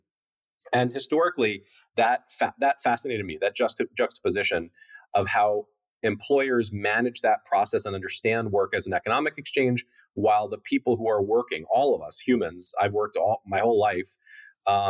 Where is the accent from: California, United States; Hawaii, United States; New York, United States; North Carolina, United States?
New York, United States; New York City; also born or lived in Costa Rica; I was born in Costa Rica, and then my parents moved back to the United States, and I grew up in a loft in Soho in New York City